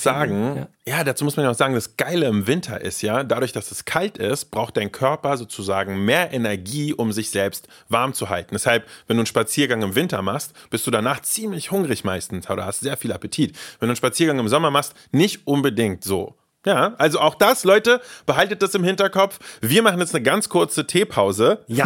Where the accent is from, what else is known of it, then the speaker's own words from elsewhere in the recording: Germany; also born or lived in Russia; ich bin in Russland geboren, als sehr junger Bursche nach Deutschland gekommen